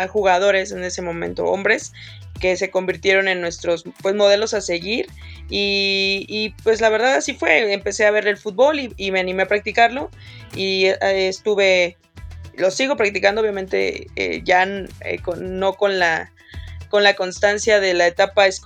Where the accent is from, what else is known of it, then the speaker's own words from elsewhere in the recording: Espinal, Veracruz, Mexico; yo soy de un pueblito muy chiquito en Veracruz